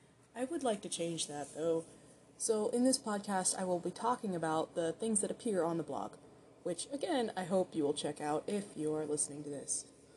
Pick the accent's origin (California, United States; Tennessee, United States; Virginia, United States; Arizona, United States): Arizona, United States; Douglas; moved away; my hometown, Douglas, Arizona